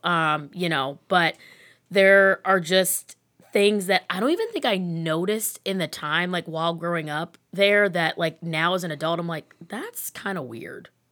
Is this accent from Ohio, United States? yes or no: yes; Rocky River, Ohio, United States; also born or lived in Lakewood, Ohio; I am born and raised in Rocky River.